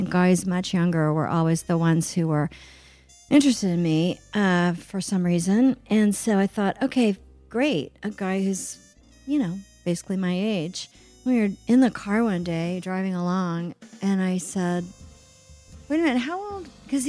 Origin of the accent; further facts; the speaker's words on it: Oklahoma City, Oklahoma, United States; even though I grew up in Oklahoma City, which is a, you know, big city.